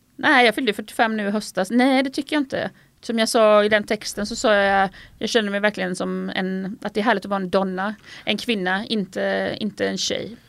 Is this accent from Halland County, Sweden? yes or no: yes; Falkenberg, Halland County, Sweden; also born or lived in Stockholm; now in Italy; är uppvuxen i Falkenberg, man har haft Stockholm som bas